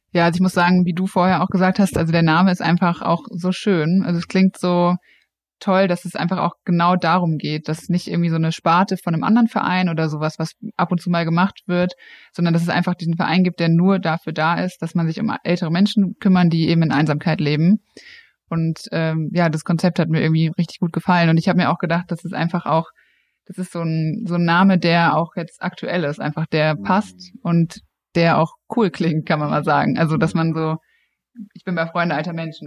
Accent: Frankfurt, Hesse, Germany; also born or lived in Cologne; ich komme aus Frankfurt

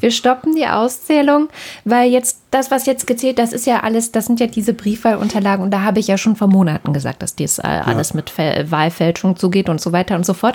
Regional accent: Germany; Auch bei uns in Deutschland

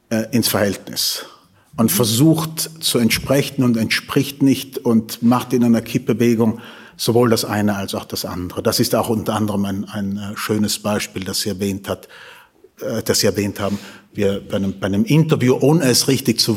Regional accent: Tyrol, Austria; Wollen Sie, wollen Sie wirklich, dass ich als Tiroler spreche?

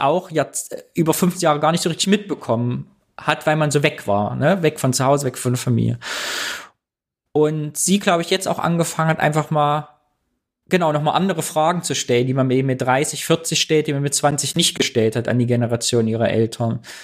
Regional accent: East Germany, Germany; wir Ossis

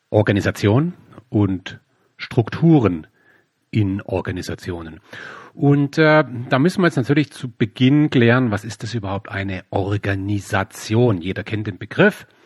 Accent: Baden-Württemberg, Germany; ich komme hier aus dem Süden, hier gibt es in der Nähe von meinem Heimatort gibt's das Headquarter von Bosch, die Robert Bosch GmbH.

